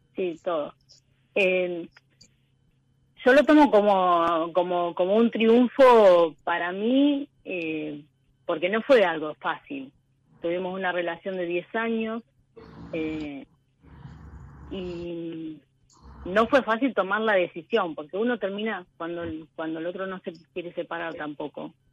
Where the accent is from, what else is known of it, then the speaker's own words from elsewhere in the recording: Coronel Rosales, Buenos Aires Province, Argentina; Soy de Coronel Rosales, que es el sudoeste de la provincia de Buenos Aires al lado de Bahía Blanca